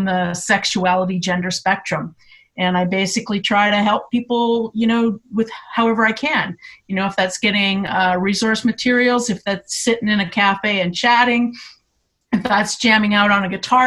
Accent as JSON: {"language": "English", "region": "Alberta", "country": "Canada", "moved": "as an adult", "lives_now": "Owen Sound, Canada", "said": "I'm originally from Alberta"}